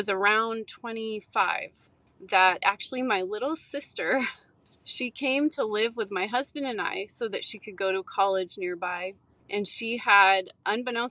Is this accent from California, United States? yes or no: yes; San Francisco Bay Area, California, United States; I grew up in the California, San Francisco Bay Area